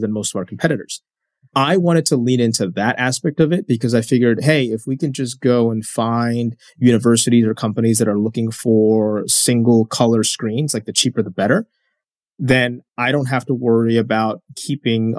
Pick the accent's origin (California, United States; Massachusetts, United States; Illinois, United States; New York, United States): New York, United States; as a New Yorker